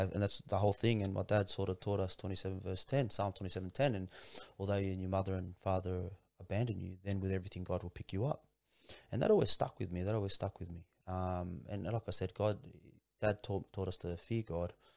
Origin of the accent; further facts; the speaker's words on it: Sydney, New South Wales, Australia; also born or lived in Kingswood / Lakemba / Revesby / Padstow; most of my childhood was, uh, spent in Punch Bowl, man. I grew up in Punch Bowl